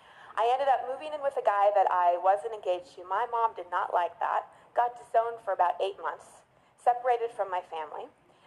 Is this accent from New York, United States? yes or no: no; Dallas, Texas, United States; I grew up in Dallas. I thought I could go far away to college. I went to Northwestern in Chicago and reinvent myself.